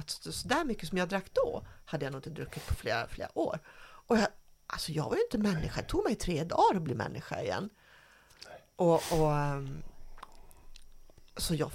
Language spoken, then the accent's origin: Swedish; Dalarna County, Sweden; Jag är från Dalarna